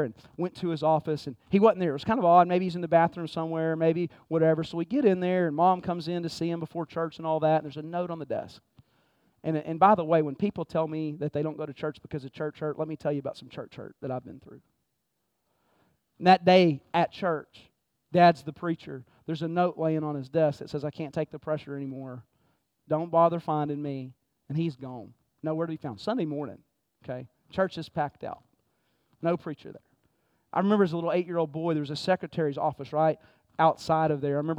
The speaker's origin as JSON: {"language": "English", "region": "Texas", "country": "United States", "tie": "born or raised there", "moved": "yes", "said": "I grew up in Texas, man, and my dad was my hero"}